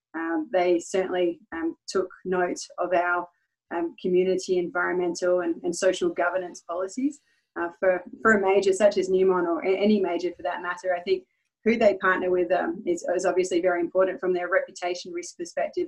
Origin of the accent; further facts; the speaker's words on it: Perth, Western Australia, Australia; moved away as an adult; now in Nevada, United States; I'm, I'm originally from Perth, Western Australia. I've resided in the US for uh, the past five years.